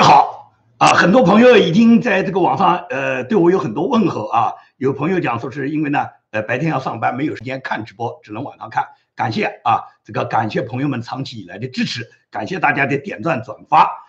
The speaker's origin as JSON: {"language": "Chinese", "country": "China", "moved": "yes", "lives_now": "United States", "said": "我们中国人，所有在大陆生活过的人"}